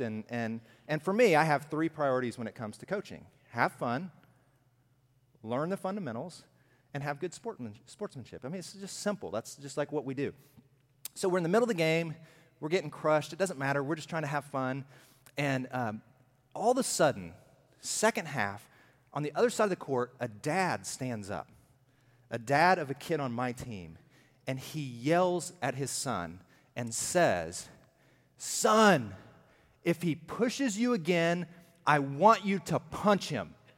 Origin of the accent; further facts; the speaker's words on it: Alabama, United States; I'm from Alabama.